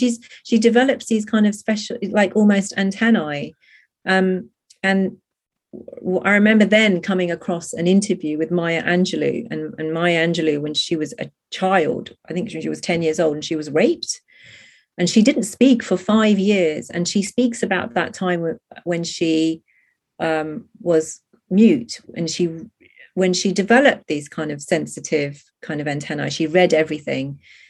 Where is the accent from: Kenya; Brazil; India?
India; she's an Indian protagonist, and so I'm Indian